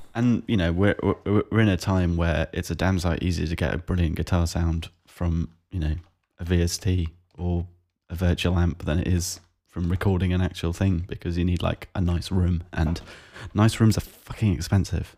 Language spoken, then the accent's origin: English; South East England, United Kingdom; it's painfully obvious that I'm from the South East of England